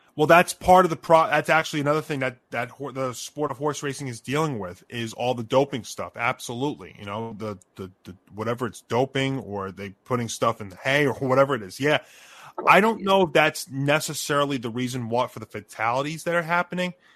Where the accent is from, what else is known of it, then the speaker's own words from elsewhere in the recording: Elmont, New York, United States; moved away as an adult; my hometown, where I used to, where I spent the first 25 years of my life